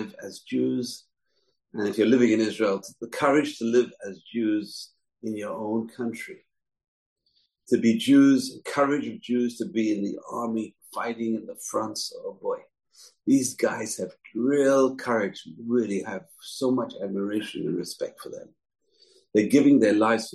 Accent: England, United Kingdom; Growing up as a little kid in England in the 60s, in the 70s

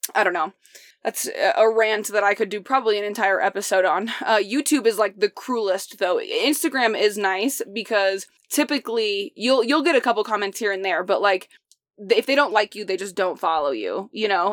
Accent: Indiana, United States; moved away; I'm from Indiana

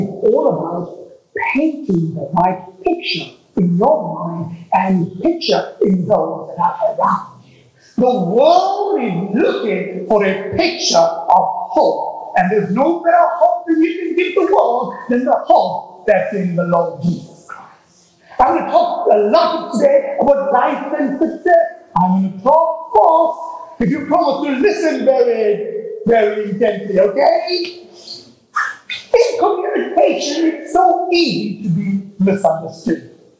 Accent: Texas, United States; So I'm from Texas, actually. I mean, I look it, but I'm actually from Texas.

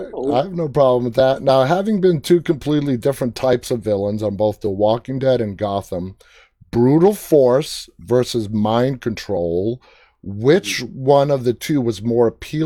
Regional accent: New York City, New York, United States; I'm from Queens. I was born and raised in Queens.

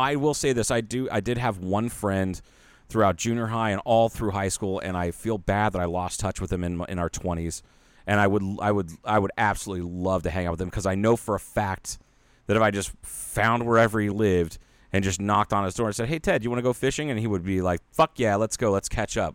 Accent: Ohio, United States; moved away; a big Japanese population in my hometown because of, uh, the, uh, Panasonic plant

